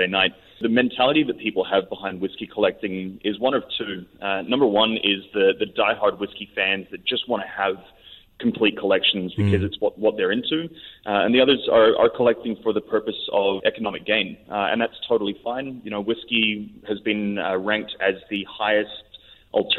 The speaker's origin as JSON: {"language": "English", "country": "Philippines", "tie": "born or raised there", "said": "I grew up in the Philippines"}